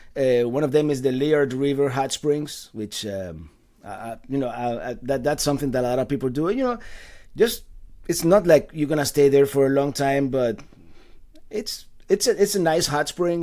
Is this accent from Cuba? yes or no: yes; Cuba; also born or lived in Caribbean; now in United States; I was born in the island of Cuba. I've been here for, actually, two days ago was my, my thirty-fifth anniversary of arriving to the United States